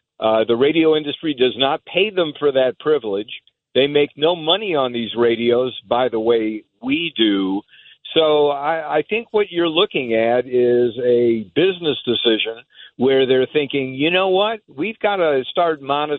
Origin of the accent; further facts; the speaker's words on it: Detroit, Michigan, United States; I'm from Detroit